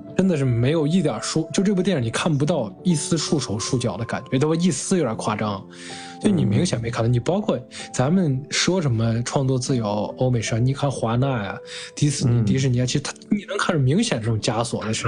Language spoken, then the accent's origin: Chinese; China; 我们亚洲人，中国人